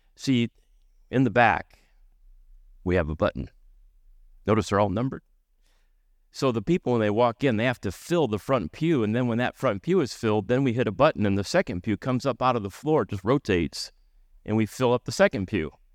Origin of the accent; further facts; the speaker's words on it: United States; accent: American; now in Canada; here in Canada, I'm speaking American